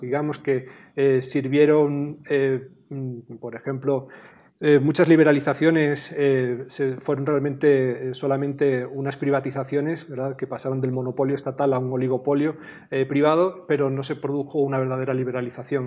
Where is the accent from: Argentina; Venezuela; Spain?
Spain; yo vengo de España